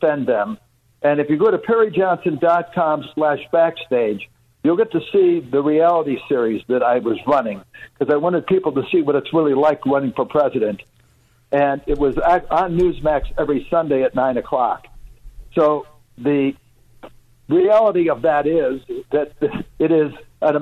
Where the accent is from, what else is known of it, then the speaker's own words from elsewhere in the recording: Chicago, Illinois, United States; now in Michigan, United States; I grew up in Chicago